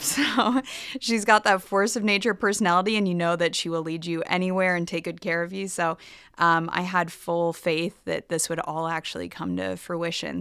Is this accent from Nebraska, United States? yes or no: yes; Nebraska, United States; moved away as an adult; also born or lived in Boston / Philadelphia / Miami; I am originally from Nebraska. I grew up here